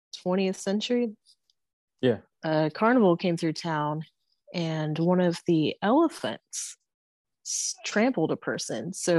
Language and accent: English; Erwin, Tennessee, United States; born or raised there